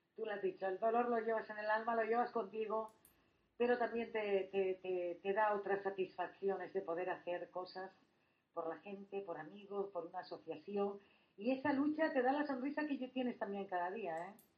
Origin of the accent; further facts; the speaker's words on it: Gáldar, Canary Islands, Spain; yo también soy de allí